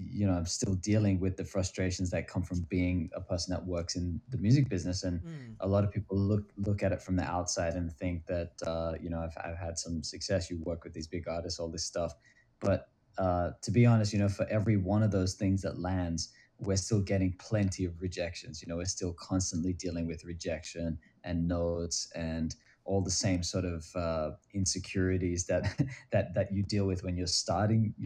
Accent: Australia; moved away as an adult; now in Los Angeles, United States; I'm originally from Australia, but I've been in LA for 10 years now

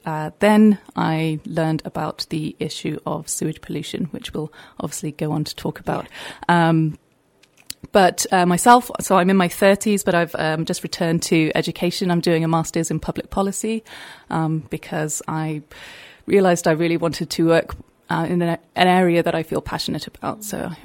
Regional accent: United Kingdom; moved away as an adult; also born or lived in France / Sweden; now in Bristol, United Kingdom; I grew up in the Wye Valley, so naturally rivers were always going to be a big part of my life. And I moved to Bristol during COVID, so summer 2020. So haven't been here a long time, but haven't been very far away either.

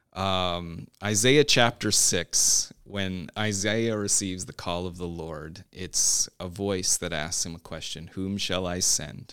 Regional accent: Newfoundland and Labrador, Canada; moved away as an adult; also born or lived in Montreal / Winston-Salem, North Carolina; now in United States; part of my growing up was in Newfoundland, Canada

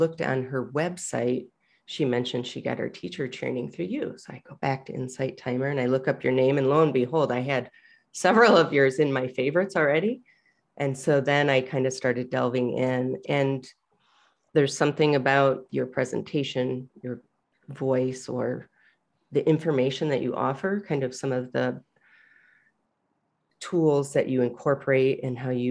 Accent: Michigan, United States; I grew up in Michigan

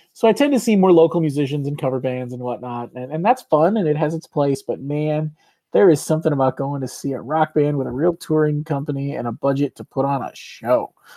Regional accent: Chicago, Illinois, United States; we are from the Chicago area

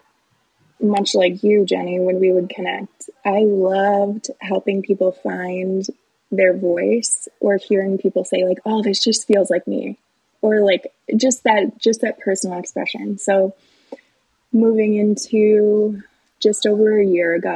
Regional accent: Batavia, Illinois, United States; also born or lived in Carbondale, Illinois; I grew up in Batavia

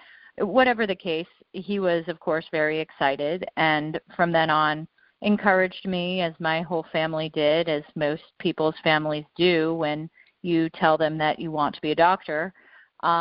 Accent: Colorado, United States; I grew up in Colorado

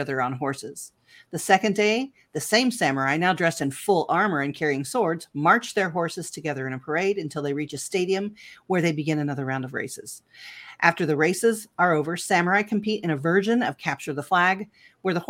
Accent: United States; I'm so American

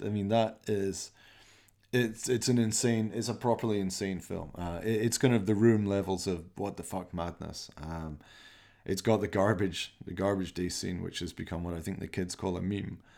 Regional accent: Glasgow, Scotland, United Kingdom; I'm from Glasgow

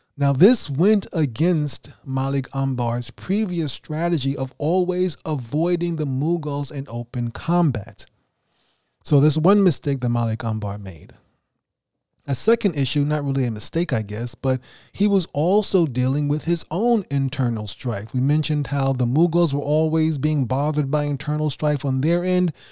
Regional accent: New York City, New York, United States; first language English; an English native speaker from Brooklyn, New York

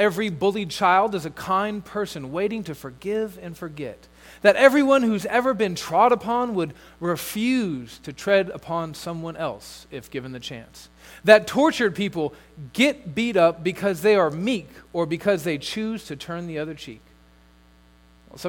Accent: United States; as an American

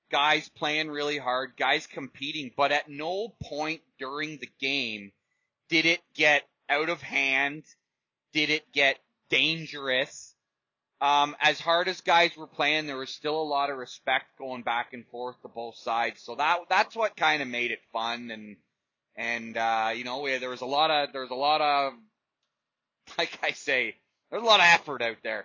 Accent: Uxbridge, Ontario, Canada; here in my hometown of Uxbridge

